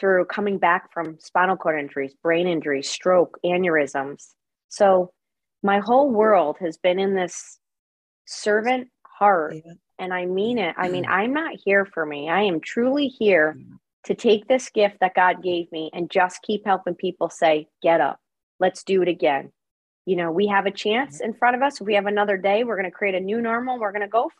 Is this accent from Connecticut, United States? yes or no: yes; Connecticut, United States; I am from Connecticut, from a small town on the coastline of Connecticut